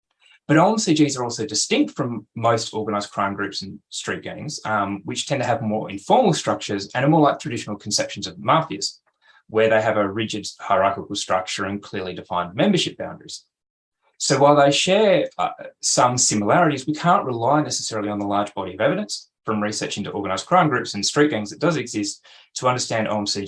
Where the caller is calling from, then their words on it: Canberra, Australian Capital Territory, Australia; I also want to acknowledge that I'm presenting from Canberra, where I'm on Ngunnawal land